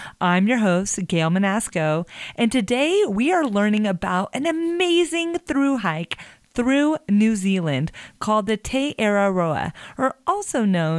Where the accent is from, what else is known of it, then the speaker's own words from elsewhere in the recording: United States; as an American, I don't know when I'm going to get to go to New Zealand